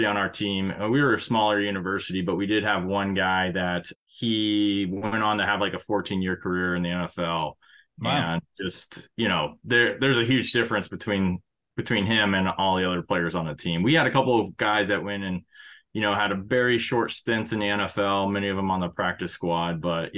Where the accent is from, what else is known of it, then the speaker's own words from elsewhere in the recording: Arizona, United States; born there; also born or lived in Guam / Oklahoma / Panama / North Dakota; I started off, I was born in Arizona. We moved to Guam, Oklahoma, Panama, the country.